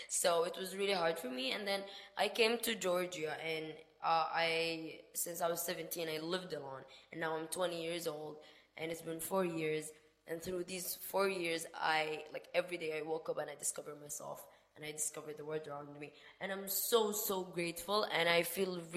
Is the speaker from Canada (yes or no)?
no; Sudan; English is a second language; moved away; I am not originally from there. I am from Sudan, Africa, and to be honest, I would say we like in Sudan we're more um, open-minded